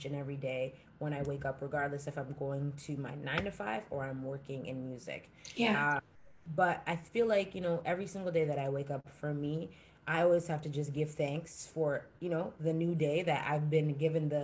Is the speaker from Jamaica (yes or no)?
yes; Jamaica; I'm Jamaican.